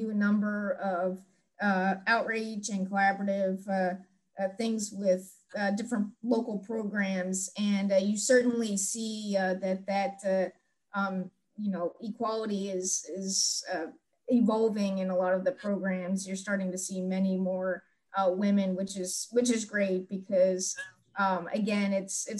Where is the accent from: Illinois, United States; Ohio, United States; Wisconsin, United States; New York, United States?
Ohio, United States; Miami Valley area; I wanted to work for my hometown office in Wilmington, Ohio, of course, serving the Miami Valley area, the Cincinnati Tri-State